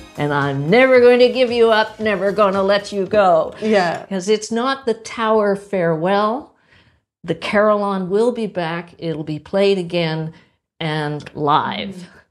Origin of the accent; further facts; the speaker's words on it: Pittsburgh, Pennsylvania, United States; also born or lived in Hartford, Connecticut; now in Ottawa, Canada; I grew up in Pittsburgh, Pennsylvania